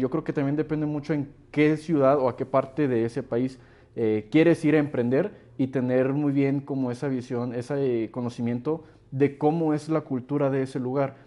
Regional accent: Mexico; te ven la cara del nopalote de, mexicano

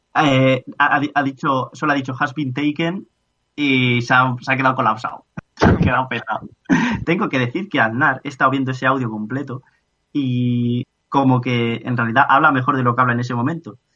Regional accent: Spain; cuando me dicen, ¿de dónde eres? Digo, pues de, de una ciudad cerca de Madrid

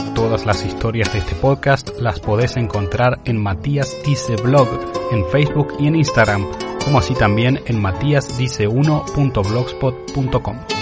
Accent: Pilar, Buenos Aires Province, Argentina; moved away as an adult; also born or lived in Caballito, Buenos Aires; now in Madrid, Spain; yo nací en el glorioso barrio porteño de Caballito, en la ciudad de Buenos Aires. Eso es innegable, soy porteño. Pero a los 7 años me mudé a lo que en ese momento todavía era campo, a Pilar. Y viví ahí hasta mis 26 años, hasta que me vine a España

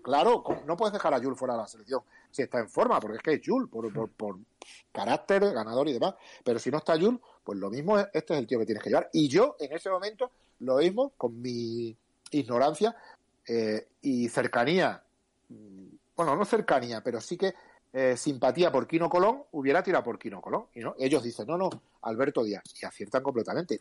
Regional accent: Cáceres, Extremadura, Spain; moved away; also born or lived in Japan; yo soy de la Madrila, quizás es donde yo me siento más bueno, donde he crecido

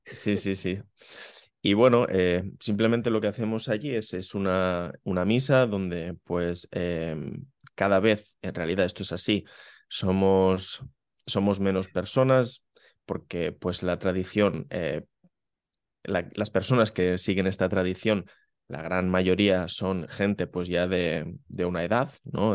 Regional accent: Benissanet, Catalonia, Spain; aquí en, en mi pueblo, en Benisanet

